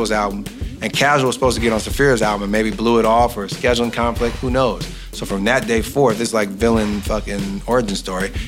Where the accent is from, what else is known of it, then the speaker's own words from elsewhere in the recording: Oakland, California, United States; we're men from East Oakland who grew up in the worst era of the most dangerous era of East Oakland.